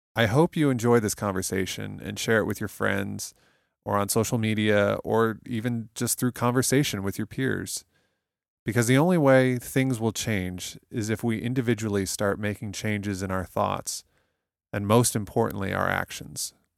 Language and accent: English; United States; I'm an American